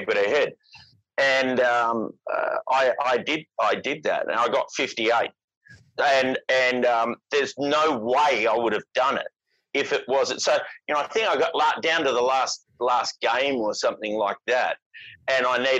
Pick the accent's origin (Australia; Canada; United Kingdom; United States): Australia; Perth, Western Australia; moved away as an adult; also born or lived in Sydney; I came to Sydney from Perth. I was 25 years old